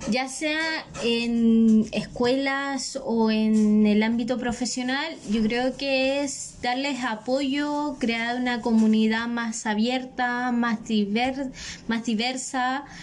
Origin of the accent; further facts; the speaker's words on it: Chile; nosotros como chilenos, como pueblo acogedor de ellos